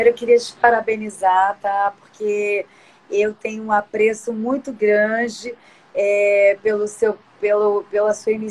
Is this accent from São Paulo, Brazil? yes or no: yes; São Paulo, Brazil; porque eu sou de São Paulo, que nem eu te falei.